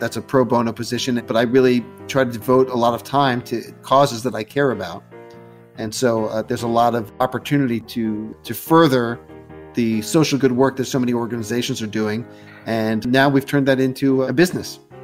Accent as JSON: {"language": "English", "region": "New York", "country": "United States", "tie": "born or raised there", "also_born_or_lived": "Westchester / New Jersey / Boston", "said": "I was born in New York"}